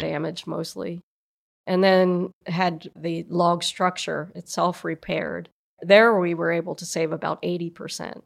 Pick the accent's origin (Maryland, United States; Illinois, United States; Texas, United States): Maryland, United States; Frederick; also born or lived in St. Mary's City, Maryland; now in Sharpsburg, United States; I grew up in Frederick, you know, I live in Washington County in Sharpsburg.